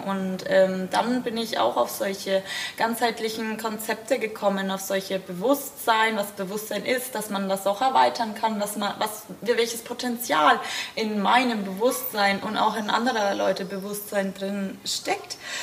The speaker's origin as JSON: {"language": "German", "town": "Bamberg", "region": "Bavaria", "country": "Germany", "said": "ich komme auch aus Bamberg"}